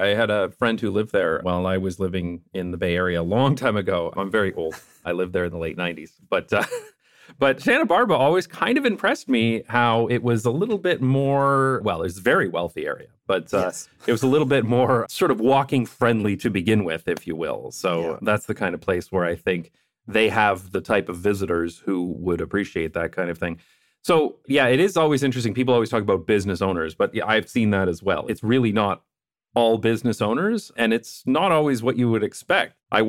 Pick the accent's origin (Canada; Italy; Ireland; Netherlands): Netherlands; I'm coming from the Dutch perspective, and I tend to be critical.